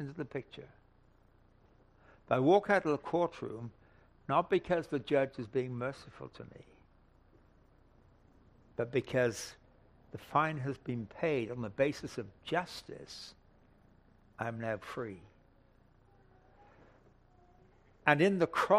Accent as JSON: {"language": "English", "region": "England", "country": "United Kingdom", "moved": "yes", "said": "I come from England originally"}